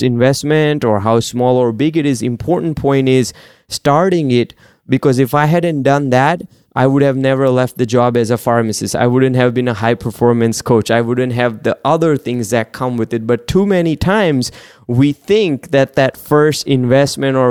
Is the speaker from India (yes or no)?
yes; India; moved away; So I grew up in India